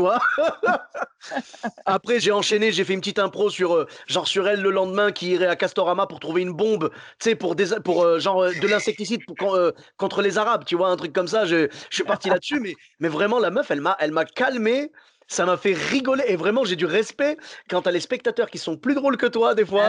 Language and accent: French; Morocco; now in Bordeaux, France; je suis marocain, la chaleur, j'ai l'habitude, tu vois. Nous au Maroc, 45 euh, degrés